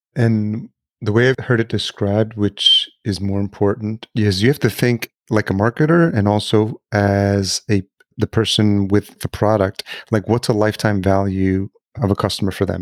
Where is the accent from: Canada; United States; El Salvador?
El Salvador; I was born in El Salvador